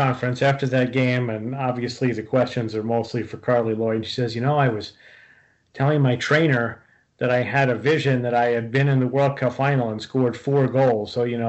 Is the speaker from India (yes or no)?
no; Brazil; I'm from Brazil.